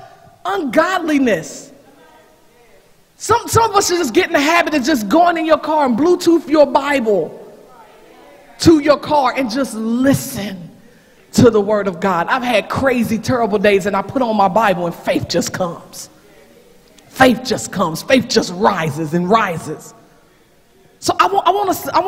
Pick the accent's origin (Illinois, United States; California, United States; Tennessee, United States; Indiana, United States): Tennessee, United States; Knoxville; moved away as an adult; that's where I'm going to be in my hometown